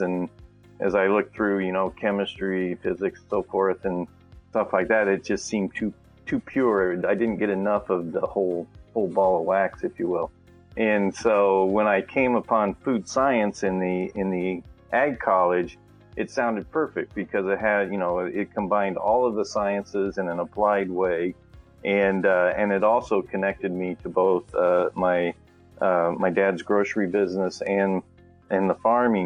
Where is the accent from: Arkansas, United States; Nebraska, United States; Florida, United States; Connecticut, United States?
Nebraska, United States; Lincoln; I grew up in Nebraska. I was born and raised there, always a Cornhusker. And as I was lived in Lincoln there